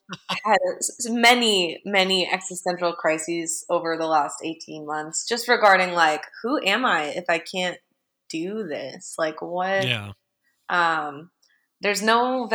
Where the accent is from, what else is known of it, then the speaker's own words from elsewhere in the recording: Phoenix, Arizona, United States; I'm from Phoenix